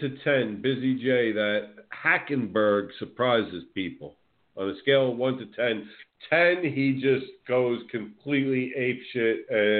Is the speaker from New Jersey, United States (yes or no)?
yes; New Jersey, United States; now in Florida, United States; I follow the Devils because I'm from Jersey. And then my team down here that I follow is the Tampa Bay Lightning.